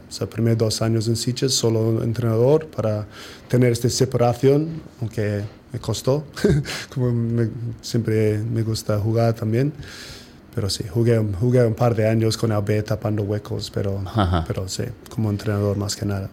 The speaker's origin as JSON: {"language": "Spanish", "country": "New Zealand", "second_language": "Spanish", "moved": "as an adult", "lives_now": "Sitges, Spain", "said": "somos población de 10% de país de Nueva Zelanda"}